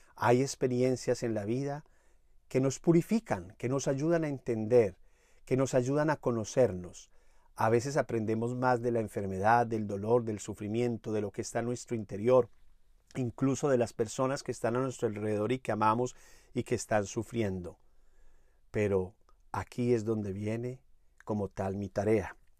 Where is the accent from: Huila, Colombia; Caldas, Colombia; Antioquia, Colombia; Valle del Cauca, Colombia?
Caldas, Colombia; Manizales; allá en Manizales, mi ciudad natal